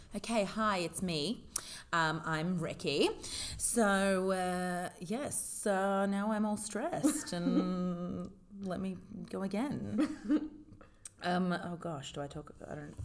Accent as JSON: {"language": "English", "country": "Australia", "moved": "yes", "lives_now": "United Arab Emirates", "said": "I was living and working in the UAE as an Australian"}